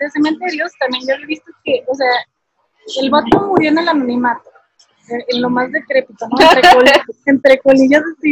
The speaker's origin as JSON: {"language": "Spanish", "country": "Mexico"}